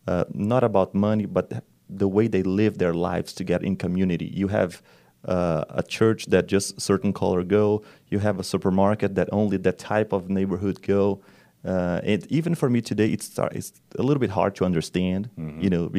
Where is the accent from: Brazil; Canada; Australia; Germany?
Brazil; English is a second language; Yes, I'm from Brazil.